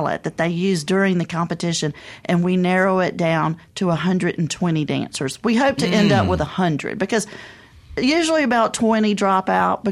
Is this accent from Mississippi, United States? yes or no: yes; Vicksburg, Mississippi, United States; I say I'm from Vicksburg, but I kind of grew up around that area.